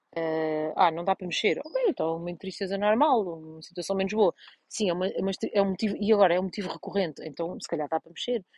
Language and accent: Portuguese; Portugal; moved away; vim a Vozelas, estou na, na, minha terra natal